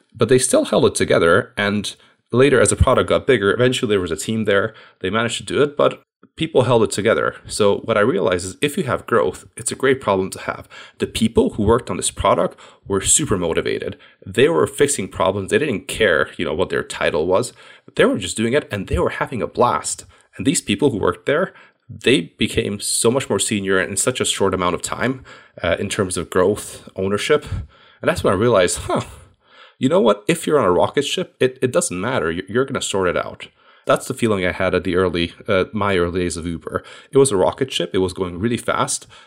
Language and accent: English; Hungary; moved away as an adult; also born or lived in United States / London, United Kingdom; I'm originally actually from Hungary.